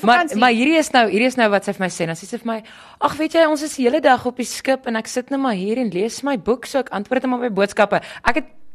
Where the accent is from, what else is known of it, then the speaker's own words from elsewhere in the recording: South Africa; ons is, ons kom van Suid-Afrika af